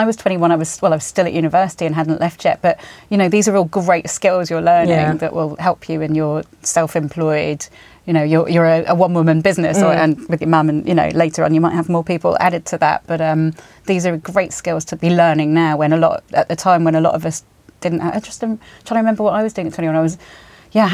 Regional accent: Spain; So I grew up in Spain, and everyone there was really confident when I moved there, and because they were all these international school kids.

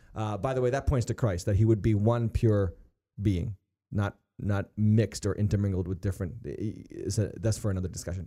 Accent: United States

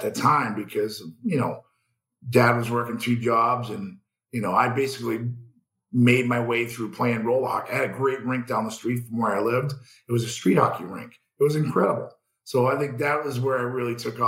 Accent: Boston, Massachusetts, United States; I grew up in Boston

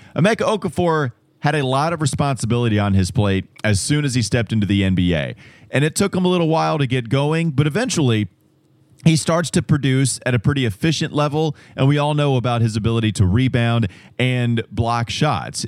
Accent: Catawba County, North Carolina, United States; growing up in Catawba County

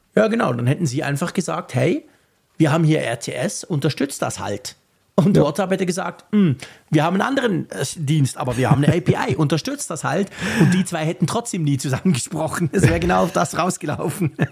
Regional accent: Switzerland; ich bin Schweizer

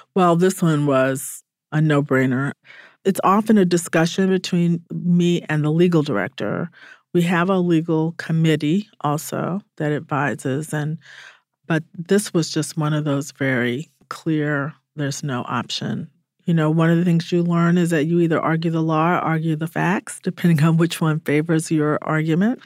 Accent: Atlanta, Georgia, United States; I grew up in Atlanta

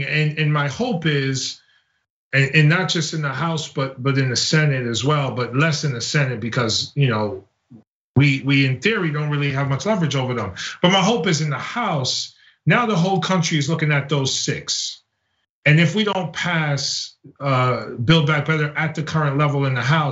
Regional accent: United States

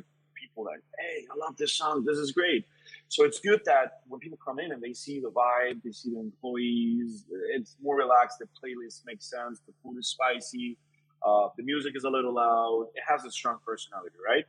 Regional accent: Colombia; moved away as an adult; also born or lived in Kendall, Florida; now in Florida, United States; I grew up in Colombia. I moved over here when I was 18 years old.

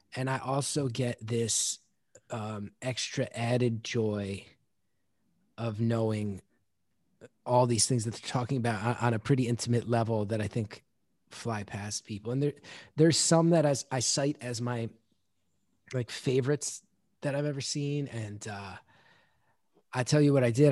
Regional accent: West Orange, New Jersey, United States; the town name West Orange. That's where I was born and raised

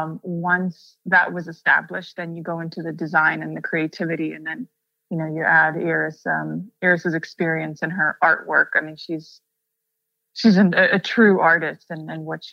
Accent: Russia; coming from a place where I grew up in Russia

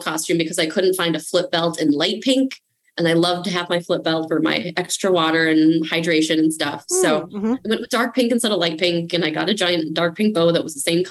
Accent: Minnesota, United States; I'm Minnesotan

